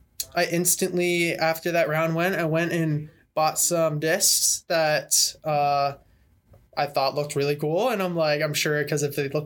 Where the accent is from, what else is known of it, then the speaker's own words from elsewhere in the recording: Canada; now in United States; I'm Canadian as well.